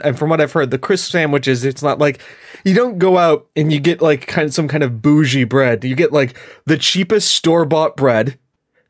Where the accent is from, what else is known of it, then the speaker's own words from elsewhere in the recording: United States; I'm an American